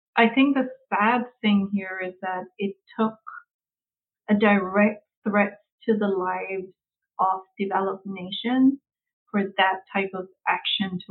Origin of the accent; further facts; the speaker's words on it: Samoa; moved away as an adult; now in United States; I was born and brought up in Samoa, primarily, so it's majority indigenous